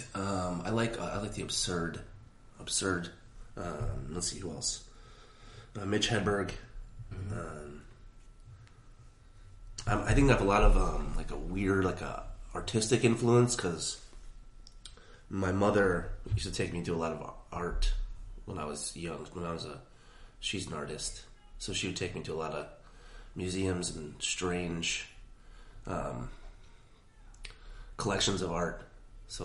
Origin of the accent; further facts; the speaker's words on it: Milwaukee, Wisconsin, United States; moved away; I'm from Milwaukee